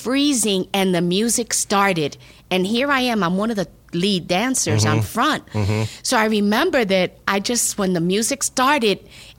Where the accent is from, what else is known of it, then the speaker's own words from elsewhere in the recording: New York City, New York, United States; now in Georgia, United States; So I'm originally born and raised in New York City.